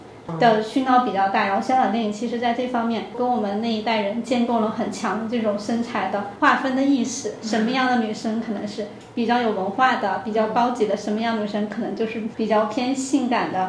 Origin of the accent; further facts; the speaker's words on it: South China, China; 因为我是南方人啊，所以我普通话不是很标准。